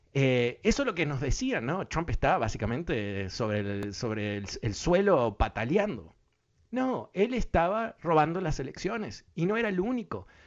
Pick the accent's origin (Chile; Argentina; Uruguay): Uruguay; now in Washington, United States; yo soy de Uruguay